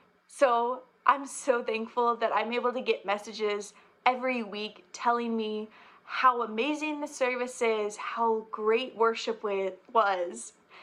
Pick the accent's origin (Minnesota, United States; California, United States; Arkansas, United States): Arkansas, United States; Ozark; I'm from Ozark, Arkansas.